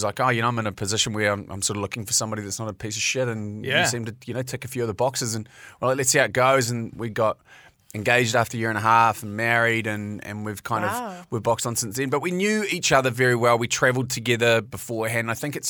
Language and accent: English; Mount Maunganui, Bay of Plenty, New Zealand; moved away as an adult; now in Auckland, New Zealand; Like, I'm being from the Mount.